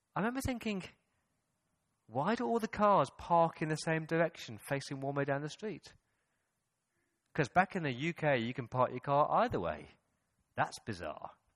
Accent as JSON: {"language": "English", "region": "England", "country": "United Kingdom", "moved": "yes", "said": "When I go back to the mother country? When I go back to England"}